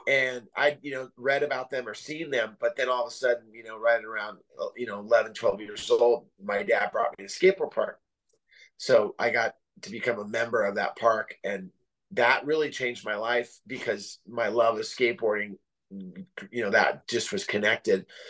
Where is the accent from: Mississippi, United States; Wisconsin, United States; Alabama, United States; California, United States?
California, United States; Santa Cruz; also born or lived in San Jose; now in Oceanside, United States; growing up in Northern California, um, you know, as a little kid, I lived I lived out in the middle of nowhere. We lived in the Santa Cruz Mountains